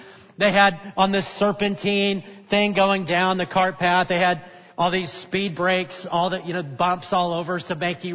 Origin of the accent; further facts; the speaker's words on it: North Alabama, United States; moved away; I grew up in North Alabama